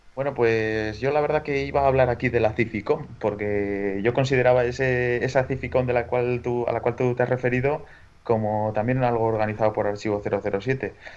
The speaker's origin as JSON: {"language": "Spanish", "region": "La Rioja", "country": "Spain", "tie": "born or raised there", "moved": "yes", "said": "cuando yo todavía vivía en mi pueblo de La Rioja"}